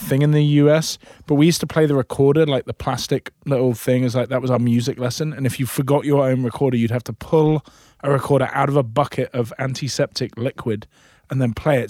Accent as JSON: {"language": "English", "region": "Scotland", "country": "United Kingdom", "moved": "yes", "lives_now": "United States", "said": "I'm Scottish"}